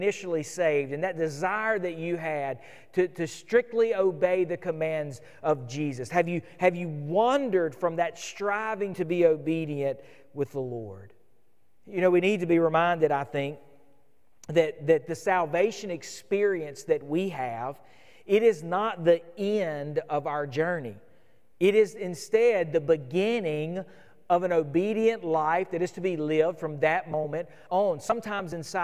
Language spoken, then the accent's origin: English; United States; as modern American believers